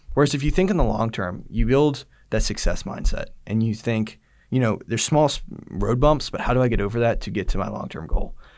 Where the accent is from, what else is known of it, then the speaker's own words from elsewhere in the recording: Georgia, United States; I grew up in Georgia my whole life